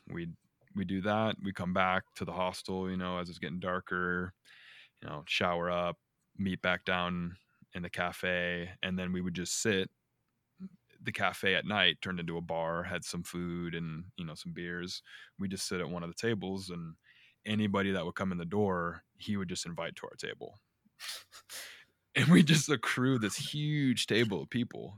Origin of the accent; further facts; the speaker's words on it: Northwest Indiana, United States; moved away as an adult; now in Denver, United States; I'm from Northwest Indiana. Um, grew up there, lived there twenty-something years